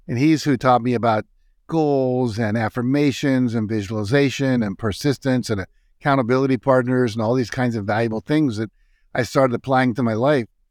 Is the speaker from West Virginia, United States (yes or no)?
yes; Wheeling, West Virginia, United States; moved away; I was a typical kind of lower middle class kid growing up in Wheeling, West Virginia.